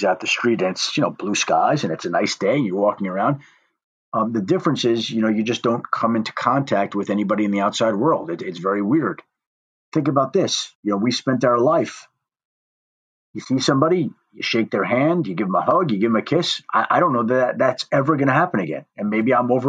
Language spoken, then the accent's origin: English; New York, United States; moved away; also born or lived in Colorado; I'm from New York